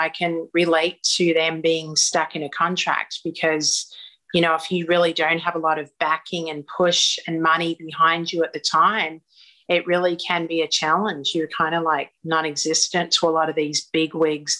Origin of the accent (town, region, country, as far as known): Australia; moved away as an adult; now in Los Angeles, United States